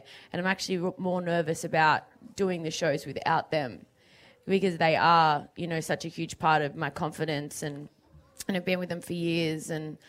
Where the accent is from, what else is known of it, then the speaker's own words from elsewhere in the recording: Melbourne, Victoria, Australia; And also it's my hometown